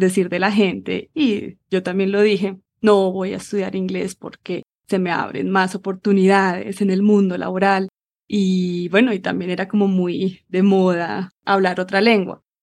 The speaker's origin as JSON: {"language": "Spanish", "region": "Bogotá", "country": "Colombia", "tie": "born or raised there", "also_born_or_lived": "England", "accent": "Rola", "moved": "as an adult", "said": "Nací en la ciudad de Bogotá, crecí acá, estudié acá"}